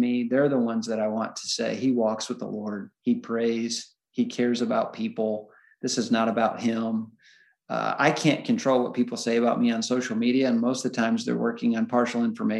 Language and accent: English; Illinois, United States; moved away; I was definitely raised in Illinois during the 85-86 Chicago Bears and Michael Jordan's glory days.